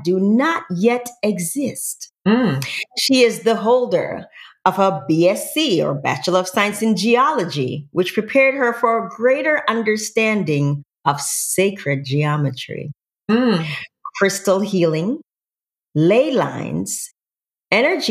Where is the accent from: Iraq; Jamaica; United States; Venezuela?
Jamaica